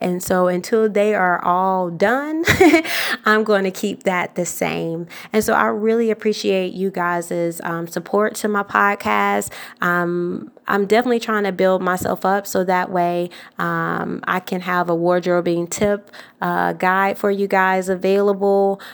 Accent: Atlanta, Georgia, United States; I'm from Atlanta, Georgia

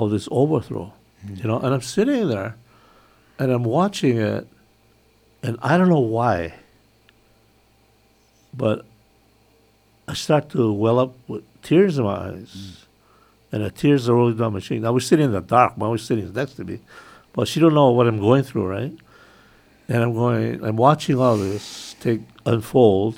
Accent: Hawaii, United States; For us Hawaiians

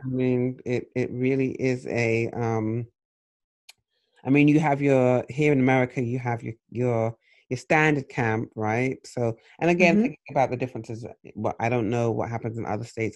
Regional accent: England, United Kingdom; moved away; growing up in England, we had four television stations.

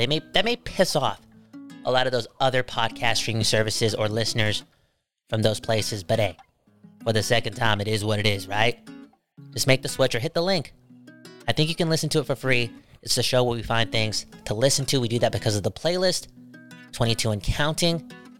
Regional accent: Surrey, British Columbia, Canada; I feel as if a lot of us claim Vancouver as our home, but again, we're from Surrey.

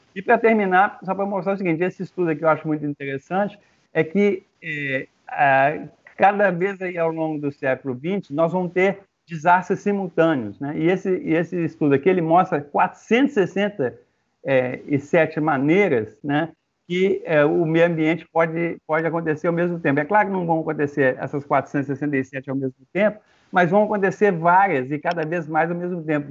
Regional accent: Minas Gerais, Brazil; eu sou mineiro

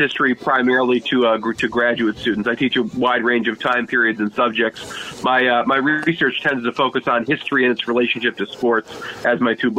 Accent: Vermont, United States; I grew up in Vermont.

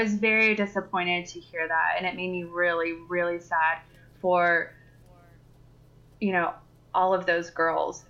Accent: Texas, United States; I am from Texas

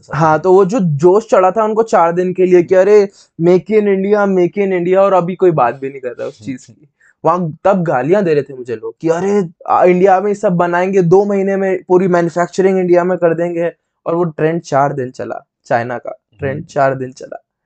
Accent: Indore, Madhya Pradesh, India; इंदौर में हमारा home town Indore में

